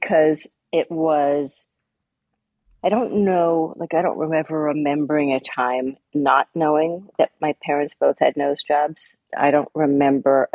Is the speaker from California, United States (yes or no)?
no; New York, United States; born or raised there